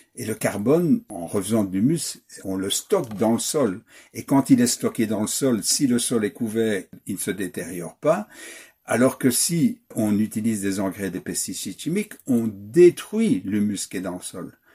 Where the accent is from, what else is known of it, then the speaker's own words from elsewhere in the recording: Wallonia, Belgium; accent: Belgian; je suis wallon d'origine